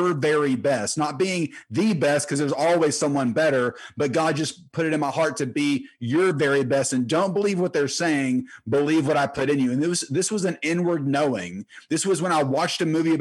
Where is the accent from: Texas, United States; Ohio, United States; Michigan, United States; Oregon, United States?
Texas, United States; Terrell; I grew up in Terrell, Texas